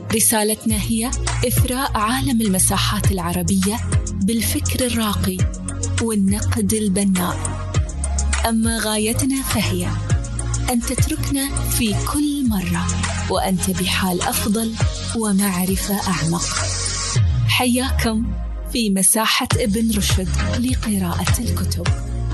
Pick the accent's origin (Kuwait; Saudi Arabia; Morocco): Kuwait; accent: Kuwaiti; بلهجتنا بالكويتي